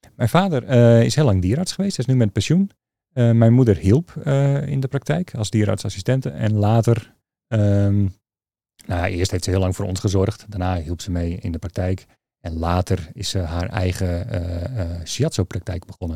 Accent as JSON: {"language": "Dutch", "town": "Leeuwarden", "region": "Friesland", "country": "Netherlands", "tie": "born or raised there", "also_born_or_lived": "Utrecht / Maarssenbroek", "said": "om mijn vierde ben ik vrij snel naar Leeuwarden vertrokken. Dus mijn jeugd."}